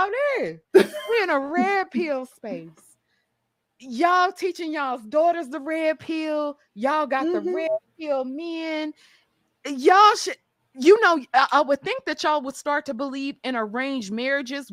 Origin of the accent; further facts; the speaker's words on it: Mississippi, United States; I'm from Mississippi